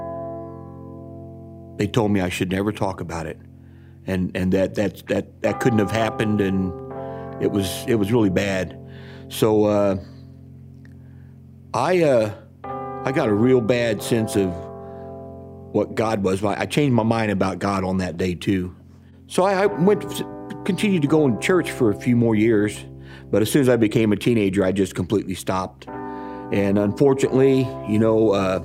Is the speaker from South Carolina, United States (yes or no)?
no; Champaign, Illinois, United States; I'm from Champaign, Illinois